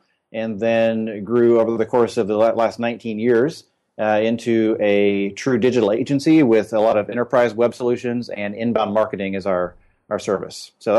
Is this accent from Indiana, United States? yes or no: yes; Indiana, United States; But I grew up in Indiana and went to Ball State for school and studied architecture for a while